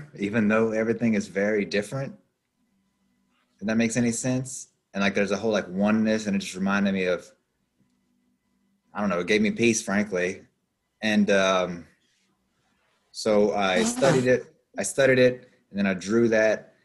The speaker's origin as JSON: {"language": "English", "region": "Appalachian Mountains", "country": "United States", "moved": "as an adult", "said": "I'm basically from the Appalachian Mountains, and I moved here when I was 20, and I'm 37 now"}